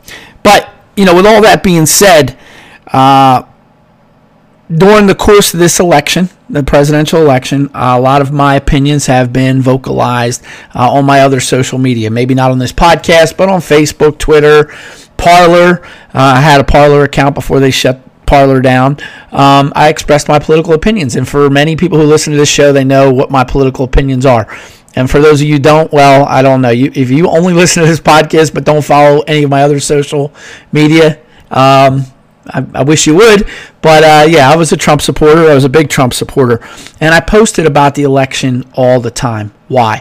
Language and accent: English; United States; I'm an American first